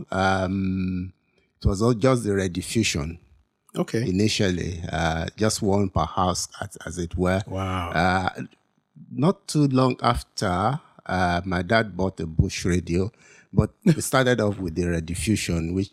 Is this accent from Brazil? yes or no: no; Ibadan, Oyo, Nigeria; moved away as an adult; also born or lived in United States; now in London, United Kingdom; Yes, I was born in Ibadan. Oh, okay. Grew up in Ibadan. Grew up at Okeshakwati and uh, Ile actually, uh, opposite Costa's house.